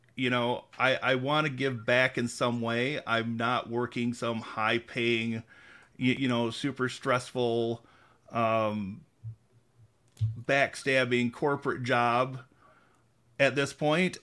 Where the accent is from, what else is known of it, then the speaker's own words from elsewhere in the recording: Mulliken, Michigan, United States; also born or lived in Lansing, Michigan; I was actually born in Lansing, but I grew up in Mulliken, went to Grand Ledge schools.